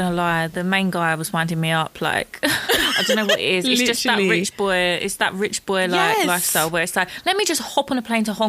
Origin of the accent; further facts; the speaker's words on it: England, United Kingdom; My dad was born here. I was born here. I'm so English. But I wouldn't claim that I'm English, but I am very much English.